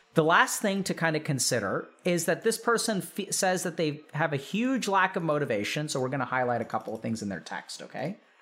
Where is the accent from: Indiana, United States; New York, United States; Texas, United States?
Texas, United States; growing up in Texas